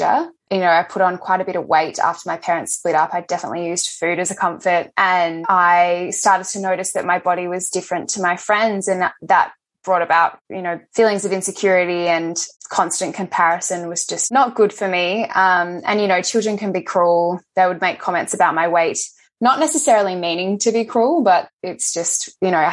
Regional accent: Adelaide, South Australia, Australia; moved away as an adult; now in Melbourne, Australia; I grew up in Adelaide. I've been in Melbourne now for about 5 years.

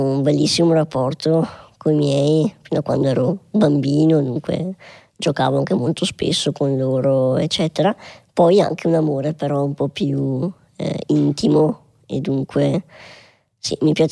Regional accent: Schio, Veneto, Italy; born there; Io sono nato a Schio, comunque paese in provincia di Vicenza, profondo Veneto

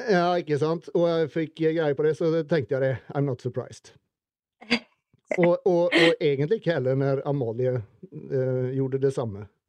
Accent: Sweden; moved away; Vi svensker

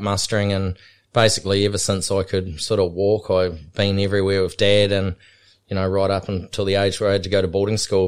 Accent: Otago, New Zealand; now in Australia; growing up in New Zealand, um, we grew up on a high country station called Waiteri, which was, um, between Queenstown and Cromwell and Wanaka

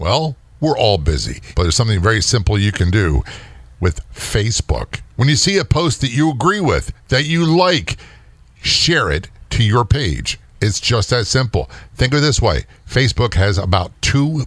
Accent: Norfolk, Virginia, United States; I grew up in Norfolk, Virginia. My dad was a career Navy guy

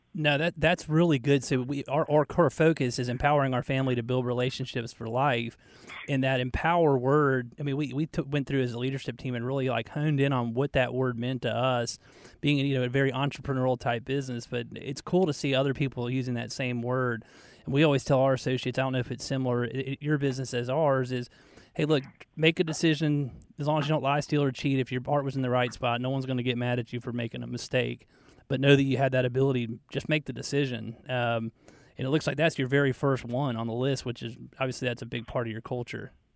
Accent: Marietta, Georgia, United States; back in Marietta. That's where I grew up.

